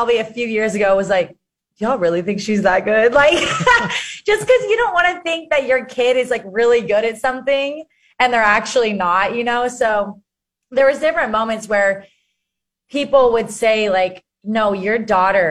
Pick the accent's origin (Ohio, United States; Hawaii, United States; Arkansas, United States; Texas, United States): Arkansas, United States; I grew up in Arkansas